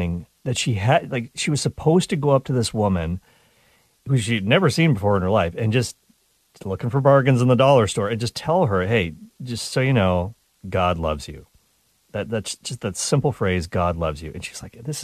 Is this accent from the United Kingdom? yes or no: no; Canada; I'm Canadian